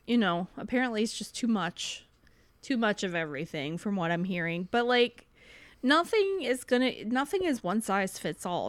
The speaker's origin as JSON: {"language": "English", "country": "United States", "said": "we're Americans"}